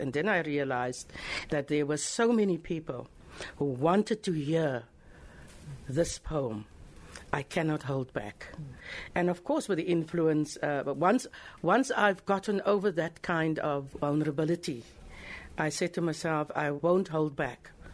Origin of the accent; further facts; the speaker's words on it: Worcester, Western Cape, South Africa; moved away as an adult; I was born in Worcester and matriculated in 1972, came to Cape Town